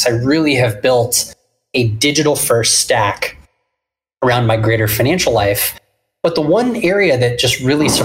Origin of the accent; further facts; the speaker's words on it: Orange County, Southern California, United States; also born or lived in San Diego; I am born and raised in Southern California. I grew up in Orange County